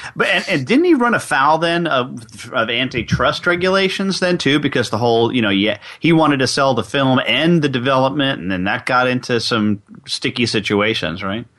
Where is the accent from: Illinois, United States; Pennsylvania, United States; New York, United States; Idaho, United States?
New York, United States; I'm from New York, so we use guys meaning guys and gals.